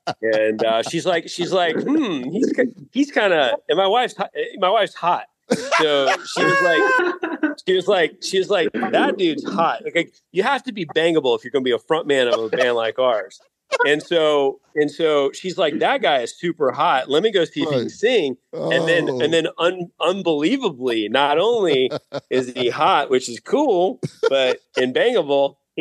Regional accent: Atlanta, Georgia, United States; I grew up in the Atlanta rock music scene

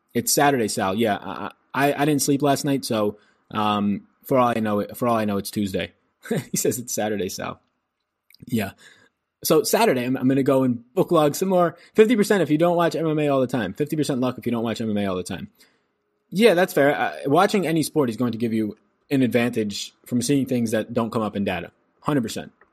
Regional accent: New York, United States; now in Wake County, North Carolina, United States; I'm from New York

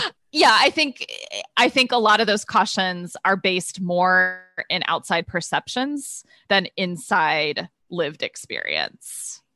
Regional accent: Midwest, United States; moved away as an adult; now in New York, United States; I grew up in the Midwest, went to college in the Midwest

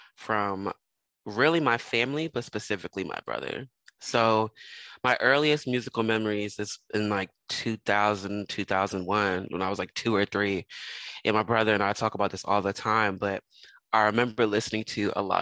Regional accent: Philadelphia, Pennsylvania, United States; moved away as an adult; also born or lived in Los Angeles; growing up in Philadelphia

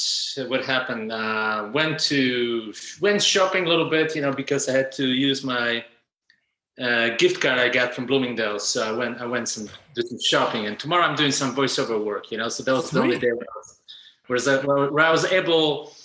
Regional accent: Germany; also born or lived in Poland / Tübingen; So I was born in Poland. I spent a big part of my childhood in Germany, first East Germany, then Germany period, because it was after 1989.

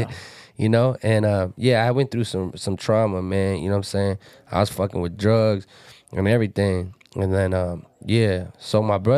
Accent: Pomona, California, United States; I'm from Pomona

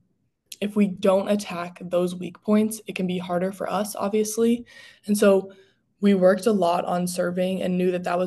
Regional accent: Ohio, United States; moved away as an adult; now in Atlanta, United States; I'm from Ohio in a pretty rural town

